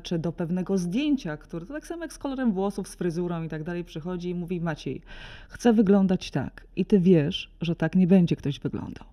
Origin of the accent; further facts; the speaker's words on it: Solec Kujawski, Kuyavian-Pomeranian Voivodeship, Poland; pochodzę z małego, z małego miasta, Solec Kujawski